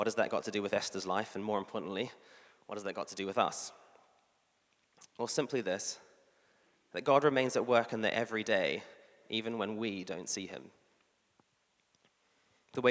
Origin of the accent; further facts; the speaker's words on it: New Zealand; I'm a New Zealander